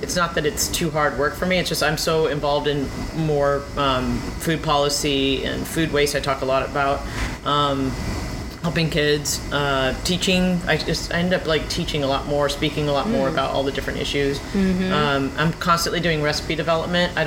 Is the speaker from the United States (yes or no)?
yes; California, United States; moved away; I'm from California.